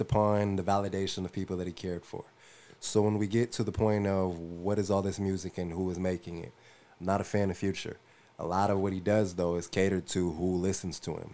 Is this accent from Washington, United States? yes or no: yes; Tacoma, Washington, United States; I'm from Tacoma, Washington